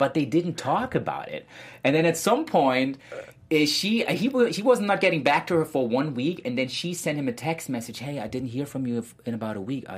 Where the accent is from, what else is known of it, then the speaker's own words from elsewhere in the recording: Germany; moved away; I was born in Germany.